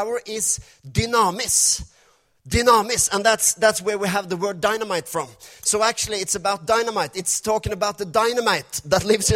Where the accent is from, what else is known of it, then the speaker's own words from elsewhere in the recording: Norway; first language Norwegian; English is a second language; my English is not perfect. We're from Norway. This is my second language, or actually fifth language. First is Norwegian